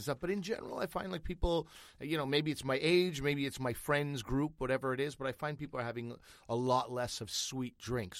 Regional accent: Canada; as a Canadian

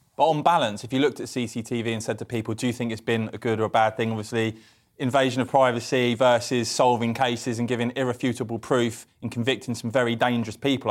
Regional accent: Cambridge, East of England, United Kingdom; I'm from Cambridge

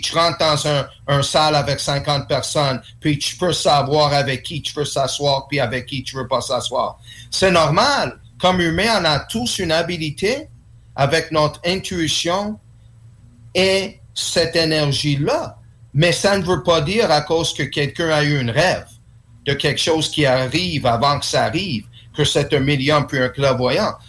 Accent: Quebec, Canada; French is a second language; je suis né ici au Québec

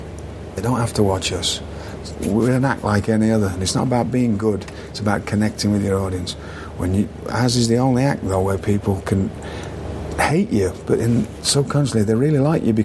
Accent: United Kingdom; I didn't take myself seriously, which is a quality of being British, right?

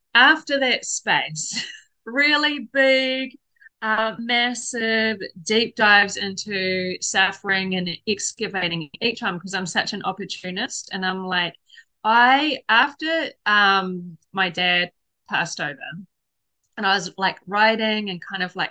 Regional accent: New Zealand; moved away as an adult; also born or lived in Hong Kong; I come from New Zealand

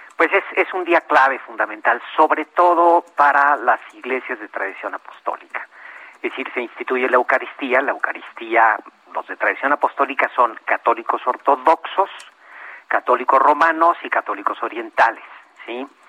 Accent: Mexico; como, mexicanos

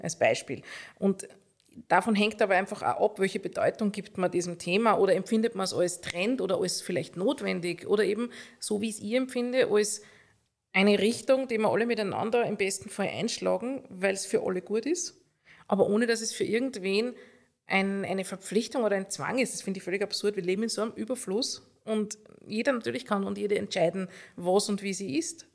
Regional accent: Upper Austria, Austria; now in Vienna, Austria; als Oberösterreicherin

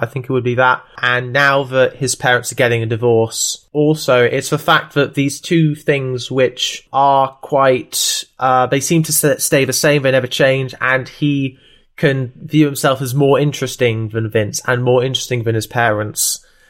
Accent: Tooting, London, United Kingdom; born there; I know I was born in Tooting, so I'm gonna just check on a map

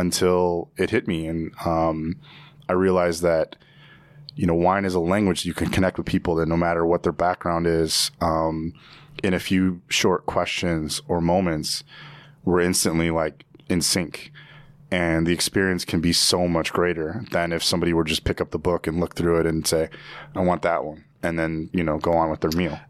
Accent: Evanston, Illinois, United States; also born or lived in Virginia; growing up in Evanston, I was in very much of in a bubble.

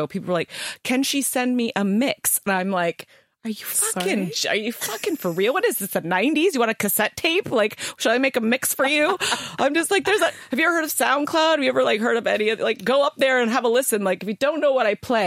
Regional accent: Ontario, Canada; moved away as an adult; now in England; I'm Canadian.

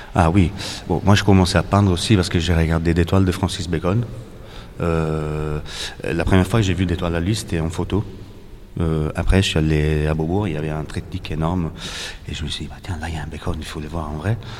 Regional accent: Naples, Campania, Italy; accent: Italian; French is a second language; moved away as an adult; also born or lived in Paris; now in Greece; Cette ville, là c'est là où j'ai grandi.

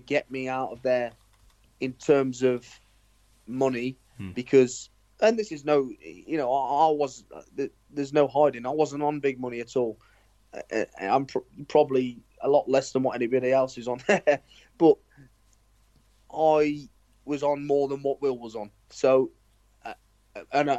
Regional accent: Nuneaton, West Midlands, United Kingdom; also born or lived in Swindon / Liverpool / Coventry; I end up actually moving to Nuneaton, which is my hometown

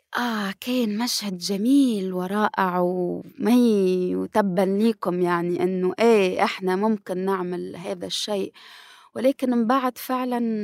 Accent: Tunisia; نسوية وصحفية محرق وباحثة في العلوم السياسية من تونس

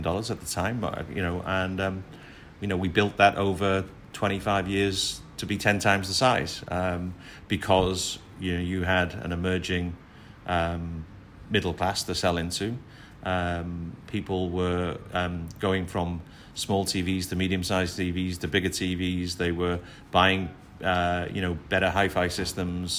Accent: Liverpool, North West England, United Kingdom; moved away as an adult; now in Singapore; when you're a Liverpool lad working for a Liverpool company

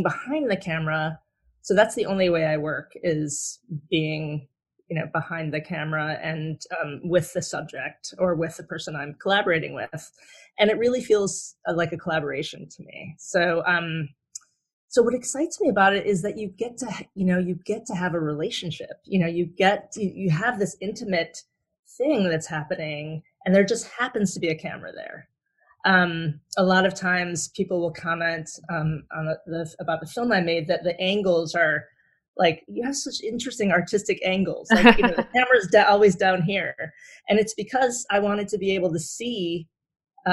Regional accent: Southfield, Michigan, United States; I'm originally from Southfield, Michigan, which is right outside of Detroit.

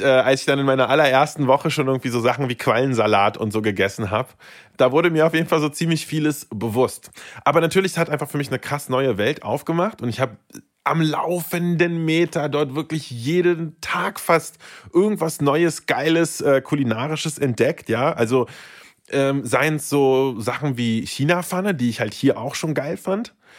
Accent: Berlin, Germany; also born or lived in Saint Petersburg, Russia; ich bin aufgewachsen in Berlin. Also, ich sage mal gerne, seit ich denken kann, bin ich in Berlin

